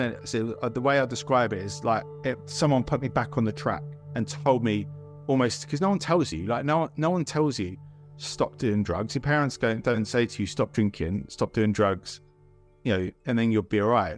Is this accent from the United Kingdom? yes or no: yes; Milton Keynes, South East England, United Kingdom; also born or lived in Salt Lake City, Utah, United States / Bedfordshire; Moved around a few times and settled in Milton Keynes and spent most of my childhood, well, pretty much all my childhood there.